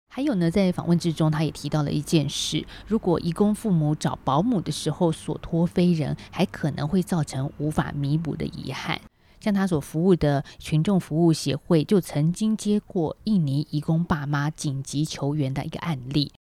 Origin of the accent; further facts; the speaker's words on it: Taiwan; 让我们台湾人都感到有一点负担沉重了